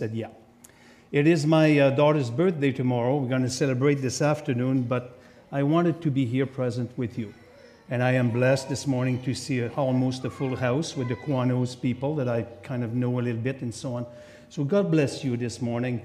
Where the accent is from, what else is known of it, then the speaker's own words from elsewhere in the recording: Quebec, Canada; accent: French; English is a second language; I'm from Quebec, so of course I have a French accent